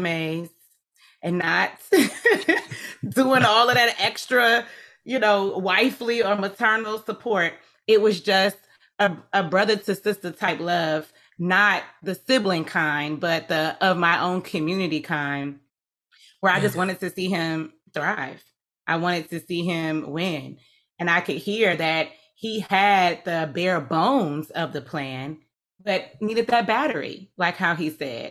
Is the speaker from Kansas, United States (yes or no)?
no; Atlanta, Georgia, United States; I'm from Atlanta, not Georgia.